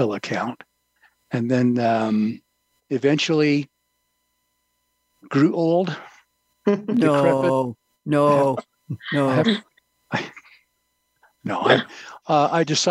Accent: Ontario, Oregon, United States; I was born in Ontario, Oregon

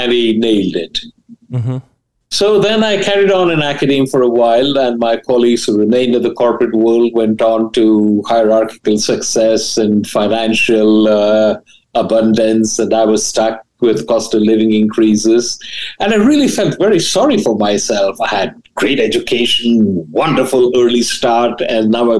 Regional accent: India; moved away as an adult; also born or lived in Delhi / Ahmedabad; now in United States; I grew up in India, and I was a bright student

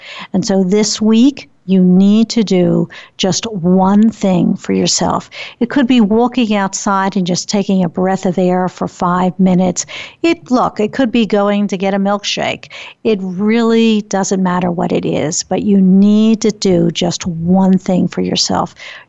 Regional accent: Philadelphia, Pennsylvania, United States; moved away as an adult; now in Pittsburgh, United States; I was born and raised in Philadelphia, married, and then moved with my husband to Pittsburgh.

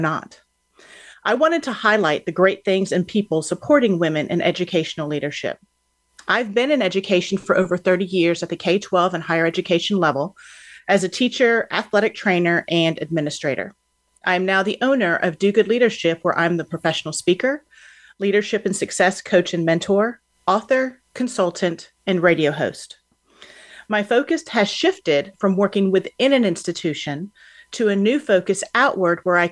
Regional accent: Houston, Texas, United States; Houston, which happens to be my hometown

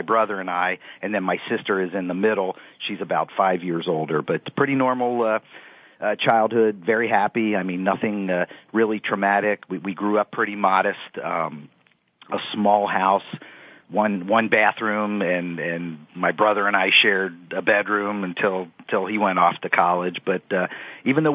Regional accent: Cincinnati, Ohio, United States; also born or lived in Toledo, Ohio; I grew up in Cincinnati, Ohio, and have come back here

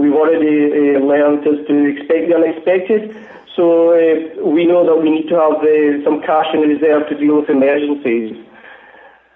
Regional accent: Glasgow, Scotland, United Kingdom; accent: Glasgow; My accent's actually from Glasgow

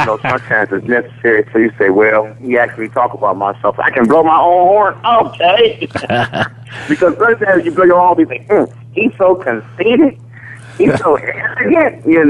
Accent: Detroit, Michigan, United States; I'm from the ghetto. I grew up in the Brewster Project, the same place with Darren Ross and Joe Lewis and Johnny Davis

